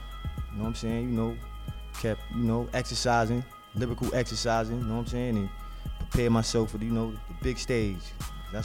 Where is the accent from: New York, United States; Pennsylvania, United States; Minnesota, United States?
New York, United States; New York City; I'm from Far Rock.